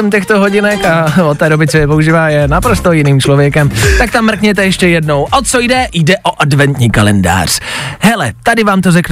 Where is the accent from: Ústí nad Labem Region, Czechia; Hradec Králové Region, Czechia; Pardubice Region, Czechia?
Ústí nad Labem Region, Czechia; Teplice; now in Prague, Czechia